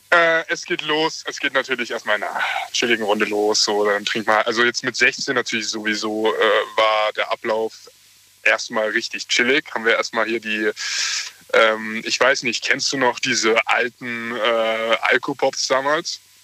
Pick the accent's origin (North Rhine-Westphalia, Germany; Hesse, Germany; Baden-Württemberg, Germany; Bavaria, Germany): Baden-Württemberg, Germany; Mannheim; Wir sind äh, äh, echte Mannheimer